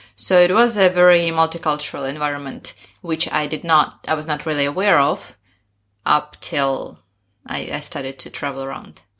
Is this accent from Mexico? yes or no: no; Sakhalin Oblast, Russia; English is a second language; moved away as an adult; also born or lived in Moscow, Russia; now in Shanghai, China; Originally, I'm from Sakhalin Island in Russia